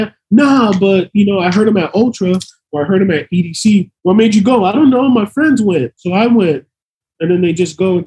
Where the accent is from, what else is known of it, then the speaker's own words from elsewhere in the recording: Miami, Florida, United States; we're from Miami.